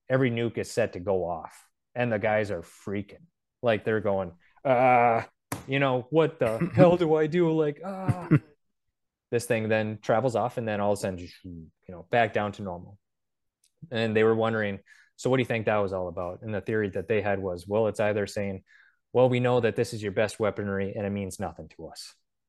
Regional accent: North Dakota, United States; I think like back in the day, like even in my home state of North Dakota, you can't go down any county road without seeing a sign that says silo site.

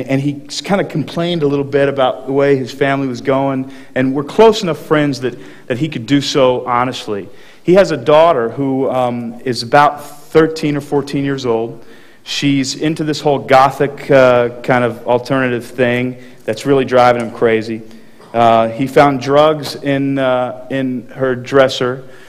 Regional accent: Texas, United States; I grew up in Texas

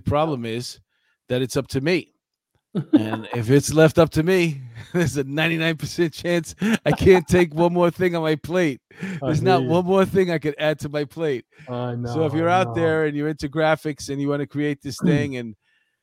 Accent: New York City, New York, United States; I grew up in Astoria

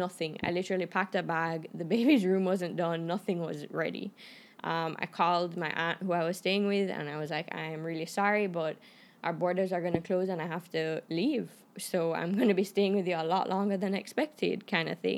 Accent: Canada; moved away; I'm Canadian

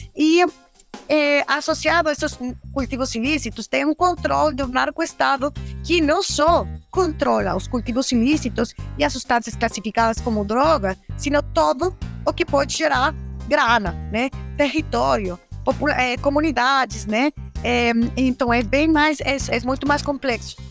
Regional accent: Michoacán, Mexico; Portuguese is a second language; moved away; Eu sou mexicana, eu sou michoacana que é um estado é, é, produtor de maconha

